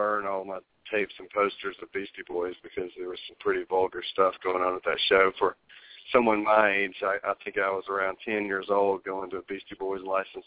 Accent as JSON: {"language": "English", "town": "Birmingham", "region": "Alabama", "country": "United States", "tie": "born or raised there", "said": "I was born and raised in Birmingham, Alabama"}